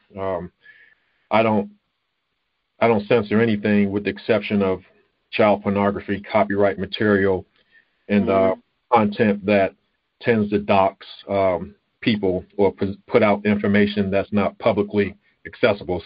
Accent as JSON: {"language": "English", "town": "Baltimore", "region": "Maryland", "country": "United States", "tie": "born or raised there", "said": "I grew up in Baltimore, Baltimore, Maryland"}